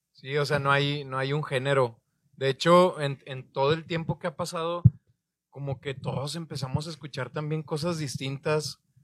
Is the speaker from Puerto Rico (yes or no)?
no; Torreón, Coahuila, Mexico; now in Monterrey, Mexico; yo soy de Torreón, todos ellos son de Monterrey, llegué a vivir yo aquí en el 2008